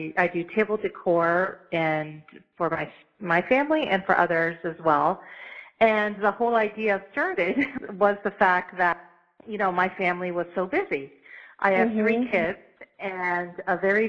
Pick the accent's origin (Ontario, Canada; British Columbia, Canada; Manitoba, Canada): Ontario, Canada; London; moved away as an adult; also born or lived in Ottawa / Halifax / Chicago; I was kind of born and raised in London